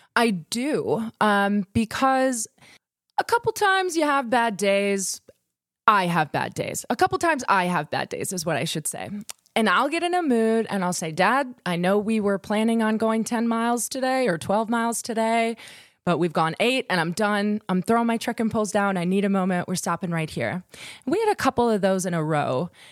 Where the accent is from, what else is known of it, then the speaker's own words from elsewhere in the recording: Wisconsin, United States; we're from Wisconsin, different dialects.